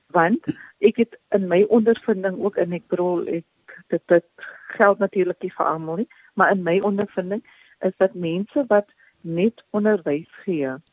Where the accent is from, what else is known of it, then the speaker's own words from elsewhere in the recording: Paarl, Western Cape, South Africa; Ek is oorspronklik van die Parel